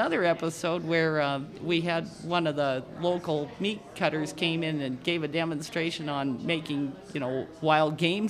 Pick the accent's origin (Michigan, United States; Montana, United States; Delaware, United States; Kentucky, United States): Montana, United States; Butte; also born or lived in Dickinson, North Dakota; Over there, you'd say, well, I'm from Butte, Montana.